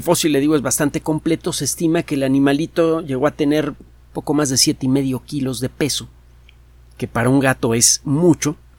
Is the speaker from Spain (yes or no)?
no; Mexico; a uno como mexicano